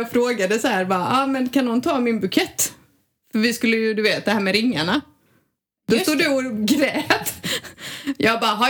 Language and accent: Swedish; southern Sweden, Sweden; Och vi har alltid haft vecka 8 nere i söder.